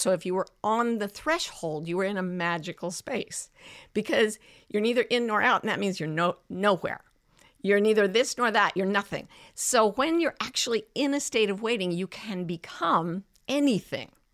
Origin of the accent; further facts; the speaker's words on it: Utah, United States; moved away as an adult; I kind of fled back to my home state where it was, you know, routinely accepted that I would have a child with um, special needs. You know, God bless Utah for that.